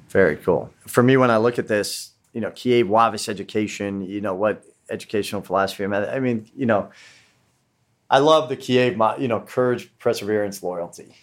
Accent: West Coast, United States; I was coming from the West Coast.

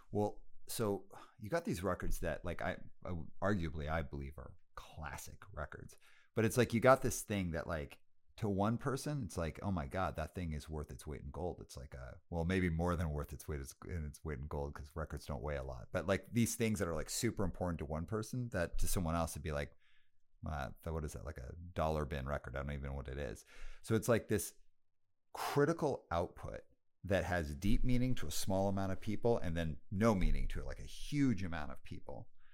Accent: Canada; this seems very random because I'm Canadian. And I was like, it's random that it would be a Canadian label.

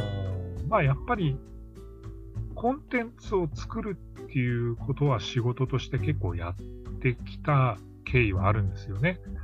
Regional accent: Hokkaido, Japan; 私、地元北海道ですけど

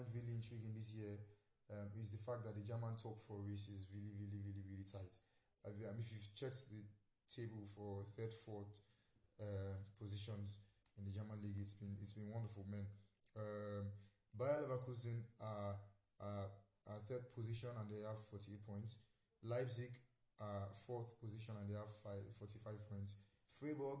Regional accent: Nigeria; I'm Nigerian

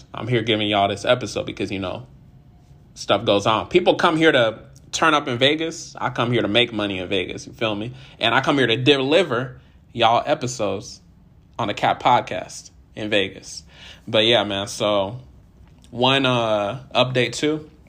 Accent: Nigeria; So today's Nigerian Independence Day. Shout out to all my Nigerians. If you don't know, I'm Nigerian.

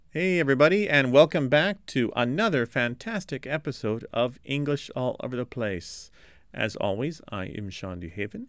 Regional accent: Los Angeles, California, United States; I'm from Los Angeles

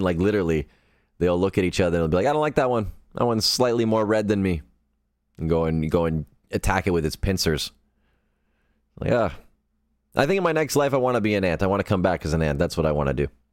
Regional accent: Sudbury, Ontario, Canada; I am from Sudbury, Ontario, Canada

